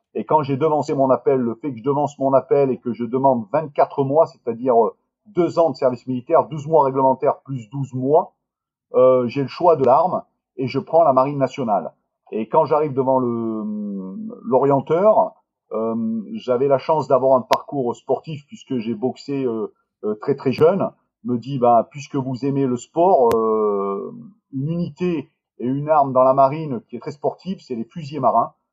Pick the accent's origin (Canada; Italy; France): France; Marseille, Provence-Alpes-Côte d'Azur; je suis originaire du sud de la France, je suis de Marseille